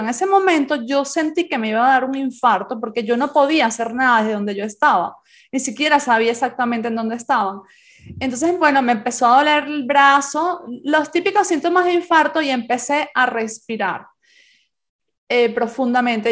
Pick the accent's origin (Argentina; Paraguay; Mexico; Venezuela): Venezuela; also born or lived in Spain; now in Santiago de Compostela, Spain; como yo nací en España, pero me crié en Venezuela, Venezuela es mi, mi país de adopción